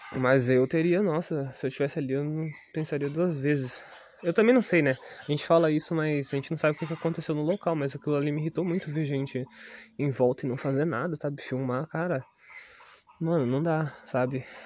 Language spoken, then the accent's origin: Portuguese; Ubatuba, São Paulo, Brazil; sou do Estufa 2, pô, o Estufa 2, quando eu era moleque, era pior do que Piranguinha